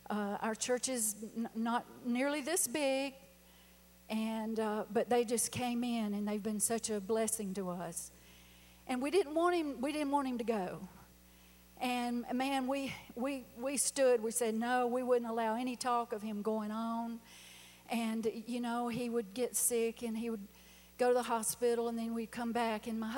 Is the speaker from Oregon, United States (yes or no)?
no; South Carolina, United States; we're from South Carolina.